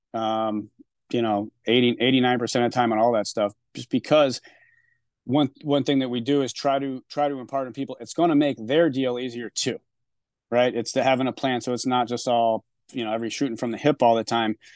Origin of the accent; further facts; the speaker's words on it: Newport, Rhode Island, United States; being out of my hometown